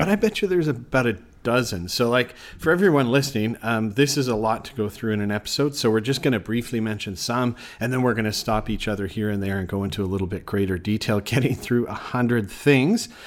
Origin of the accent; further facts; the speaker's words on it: Canada; moved away; I'm from Canada